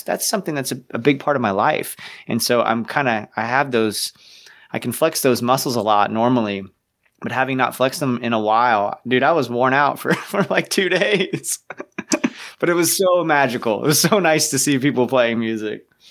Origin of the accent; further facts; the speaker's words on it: Ocala, Florida, United States; growing up in Ocala